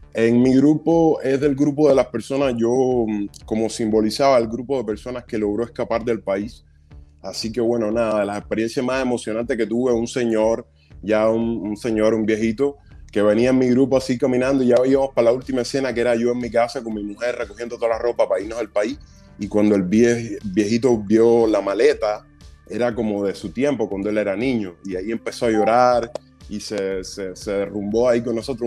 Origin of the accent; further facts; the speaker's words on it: Cuba; moved away; como soy cubano, tengo acento, hablo inglés, pero con mucho acento